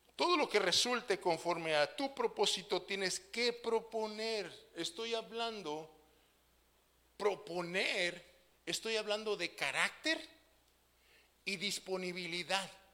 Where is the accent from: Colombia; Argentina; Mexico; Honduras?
Mexico; nosotros como buenos mexicanos